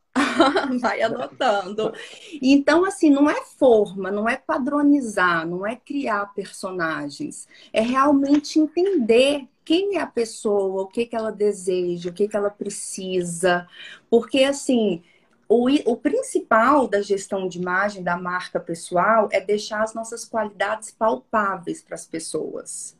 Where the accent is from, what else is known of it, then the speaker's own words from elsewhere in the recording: Minas Gerais, Brazil; eu sou mineira, né? Eu sou mineira do interior.